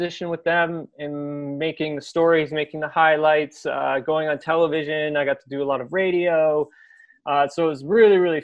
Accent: Peterborough, Ontario, Canada; moved back to my hometown, which is Peterborough

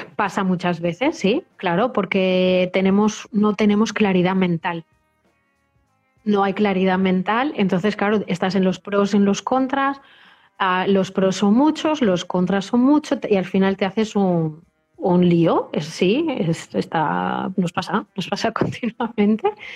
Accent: Spain; Nosotros somos una sociedad española

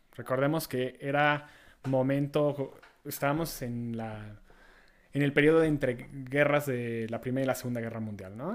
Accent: Mexico; nuestras labores como mexicanos

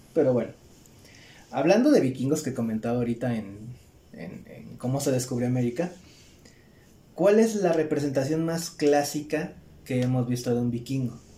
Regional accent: Mexico; nosotros somos mexicanos

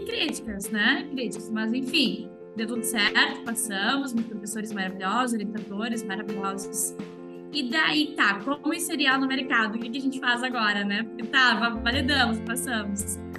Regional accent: interior of Rio Grande do Sul, Brazil; eu sou do interior do Rio Grande do Sul.

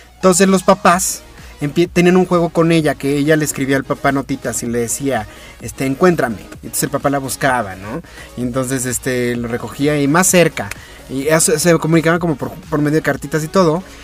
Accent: Mexico; A mí como mexicano

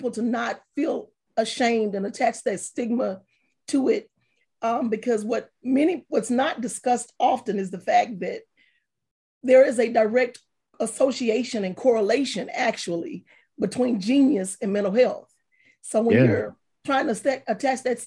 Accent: Palestine, Texas, United States; also born or lived in Tucker, Texas; I'm from Palestine, Texas. More specifically, I'm from a real small country town called Tucker

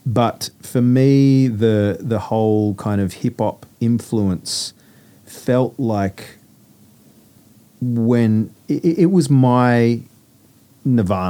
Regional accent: Sydney, New South Wales, Australia; I grew up in Sydney

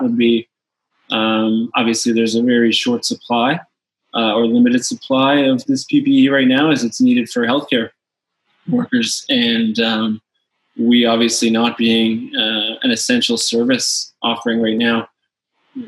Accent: St. John's, Newfoundland and Labrador, Canada; also born or lived in Louisiana, United States; moved up here as a child and been able to grow and become a Canadian

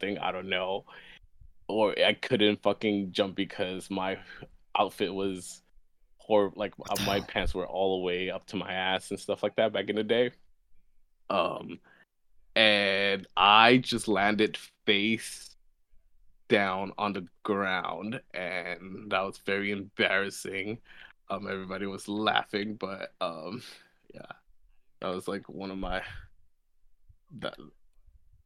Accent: New York, United States; I grew up in New York

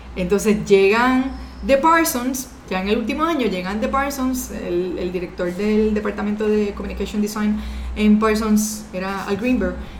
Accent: Puerto Rico; also born or lived in Dominican Republic; de salir de Puerto Rico, porque yo siempre había estado en Puerto Rico estudiando

